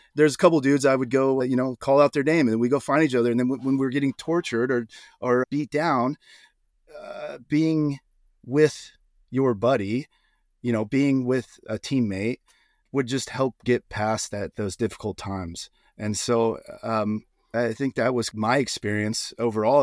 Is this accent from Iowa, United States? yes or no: yes; Iowa, United States; moved away as an adult; also born or lived in Austin, Texas; I grew up in Iowa